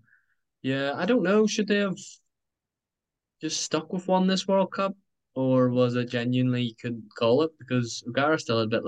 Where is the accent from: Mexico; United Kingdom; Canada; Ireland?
Ireland; as Irish men